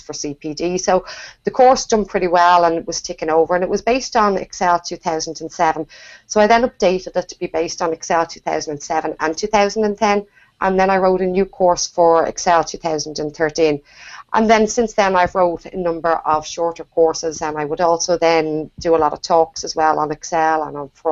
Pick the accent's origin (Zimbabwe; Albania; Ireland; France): Ireland; Dublin, Leinster; I'm from Dublin in Ireland.